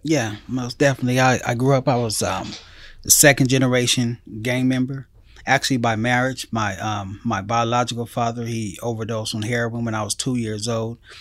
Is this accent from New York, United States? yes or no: no; Pomona, California, United States; I grew up in the, um, city of Pomona